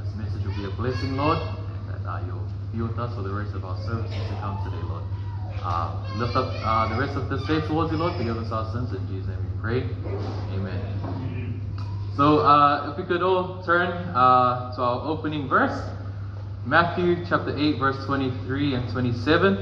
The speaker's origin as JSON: {"language": "English", "region": "Auckland", "country": "New Zealand", "tie": "born or raised there", "also_born_or_lived": "Wellington / South Island", "said": "I was born in Auckland, Waitake Hospital"}